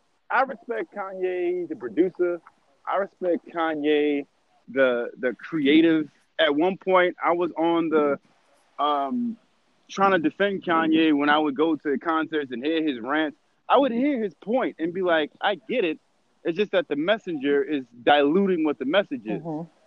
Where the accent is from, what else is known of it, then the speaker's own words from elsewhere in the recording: Chicago, Illinois, United States; fam, I'm from Chicago.